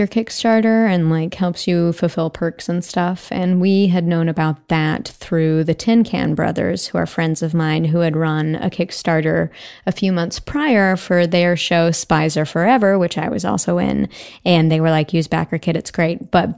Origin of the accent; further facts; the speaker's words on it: Arkansas, United States; moved away as an adult; now in Los Angeles, United States; I'm from Arkansas originally. I came to USC and have lived in Los Angeles ever since.